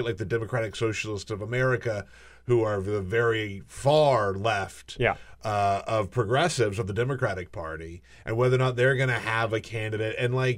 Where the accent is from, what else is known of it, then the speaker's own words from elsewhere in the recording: South Carolina, United States; I come from South Carolina, which I think you could probably categorize as fairly conservative